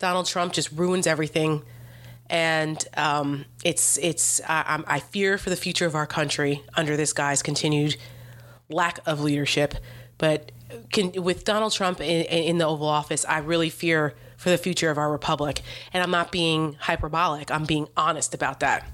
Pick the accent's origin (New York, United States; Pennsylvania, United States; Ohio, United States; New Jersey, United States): New Jersey, United States; now in Washington, D.C. area, United States; I grew up in New Jersey, so I'm East Coast all the way.